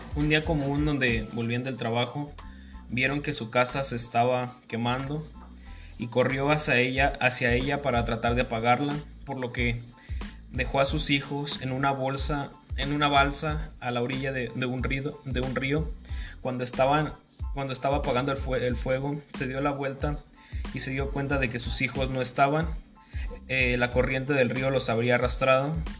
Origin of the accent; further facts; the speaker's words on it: Mexico; un tipo de, leyenda muy famoso en mi país